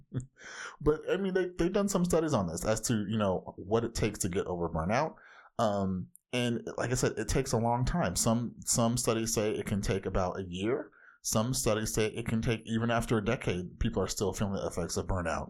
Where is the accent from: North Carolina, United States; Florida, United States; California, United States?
California, United States; Orange County; I grew up in Orange County, California